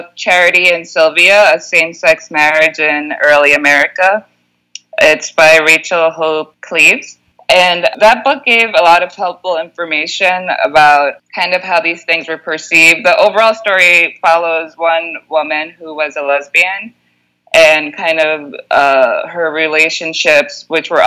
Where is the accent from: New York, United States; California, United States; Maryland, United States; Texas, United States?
New York, United States; New York City; moved away; I grew up in New York